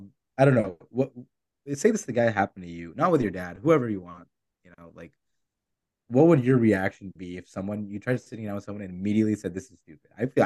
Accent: Bay Area, California, United States; we are all from the Bay Area.

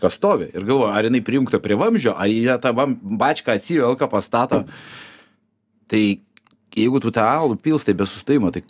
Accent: Vilnius, Vilnius County, Lithuania; aš kaip vilnietis

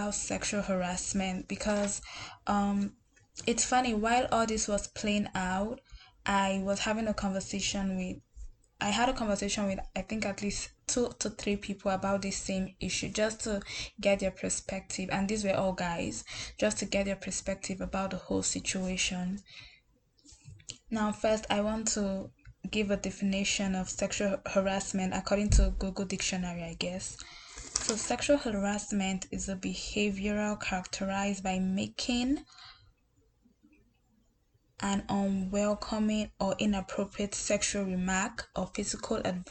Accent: Nigeria; Nigeria, my home country

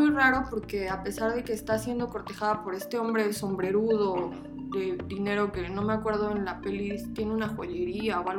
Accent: Veracruz, Mexico; moved away; also born or lived in Mexico City; mi familia es de Veracruz, entonces la neta es que sí, ando, soy bien jarocha.

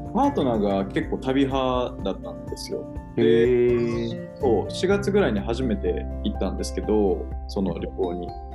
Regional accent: Kansai, Japan; moved away as an adult; also born or lived in Osaka / Hyogo; now in Tokyo, Japan; 大阪と兵庫なんで、関西でずっと育った

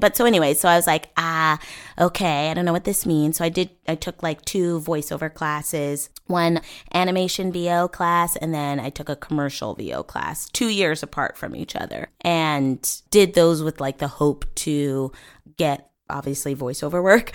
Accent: Bellevue, Washington, United States; moved away as an adult; also born or lived in Seattle, Washington; now in Los Angeles, United States; born and raised in Bellevue, Washington

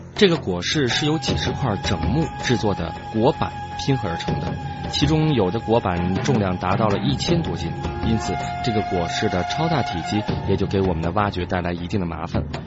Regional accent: Hunan, China; 我们湖南土话

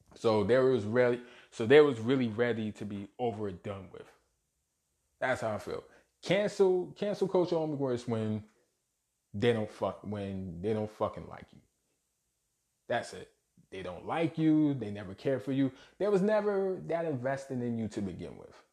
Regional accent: New York City, New York, United States; born or raised there

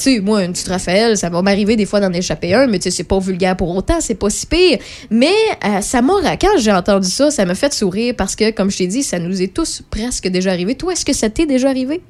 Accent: Quebec, Canada; On est Québécois

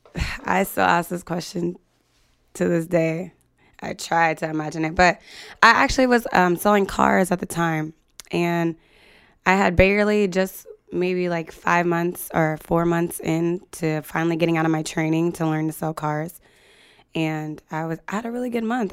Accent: United States; moved away as an adult; also born or lived in Libby, Montana, United States / Salem, Oregon, United States / Sacramento, California, United States; now in San Jose, United States; I grew up like half and half, Libby, Montana, and then Salem, Oregon.

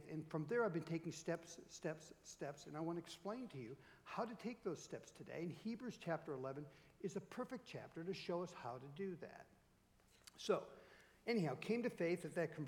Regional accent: Minnetonka, Minnesota, United States; I grew up in Minnetonka, Minnesota. It's a western suburb of Minneapolis

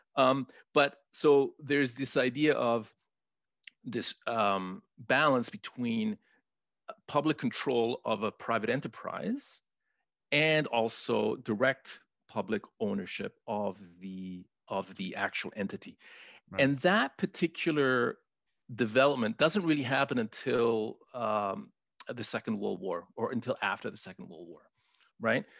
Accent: Chile; first language Spanish; English is a second language; now in Canada; I was born in Chile, so I'm a newcomer to Canada. My first language is Spanish

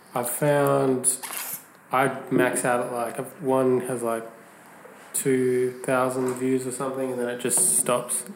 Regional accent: Perth, Western Australia, Australia; I'm from Perth.

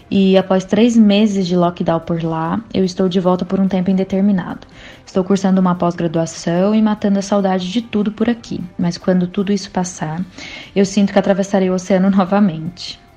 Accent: Guaranésia, Minas Gerais, Brazil; moved away as an adult; also born or lived in Campinas / Lisbon, Portugal; nasci em Guaranésia, mas aos 18 anos eu fui morar em Campinas para estudar. Fiz faculdade e também fiz uma vida por lá. Em 2017, eu fui me aventurar na Europa e por três anos e meio morei em Lisboa, Portugal.

